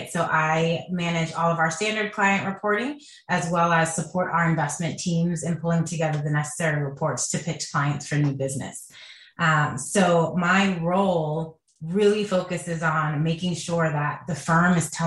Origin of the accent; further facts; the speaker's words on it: Jamaica; now in United States; and we come from Jamaica, which is a cash country.